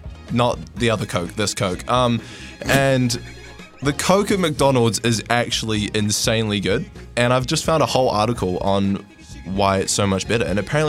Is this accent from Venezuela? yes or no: no; Christchurch, Canterbury, New Zealand; moved away; I grew up in Christchurch